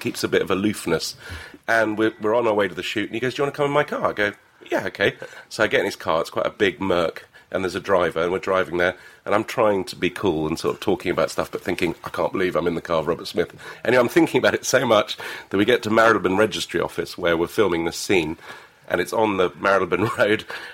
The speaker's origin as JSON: {"language": "English", "country": "Lebanon", "tie": "born or raised there", "moved": "yes", "lives_now": "England", "said": "I grew up in Lebanon."}